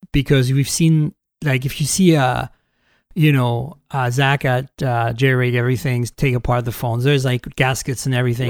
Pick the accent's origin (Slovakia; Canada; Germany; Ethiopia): Canada; moved away; I'm Canadian